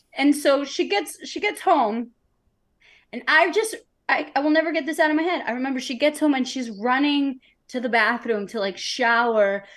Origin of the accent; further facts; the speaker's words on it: New York City, New York, United States; growing up in New York City